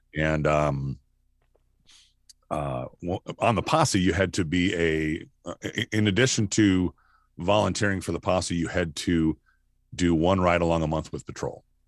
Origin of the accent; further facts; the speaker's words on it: Rochester, Minnesota, United States; moved away as an adult; also born or lived in Nebraska; I grew up in Minnesota.